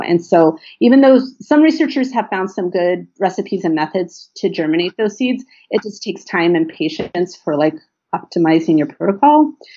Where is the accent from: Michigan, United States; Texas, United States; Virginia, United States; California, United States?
California, United States; Los Angeles; I grew up here in the Los Angeles basin